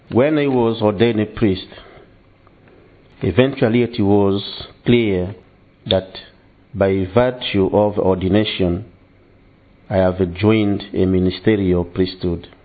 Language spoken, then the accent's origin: English; DR Congo; English is a second language; now in England; I come from Congo and I've been uh, working as a priest for the last 10 years.